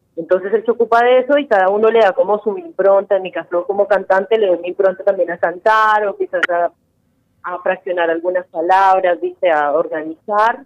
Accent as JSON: {"language": "Spanish", "country": "Colombia", "moved": "yes", "lives_now": "Argentina", "said": "como decimos en Colombia"}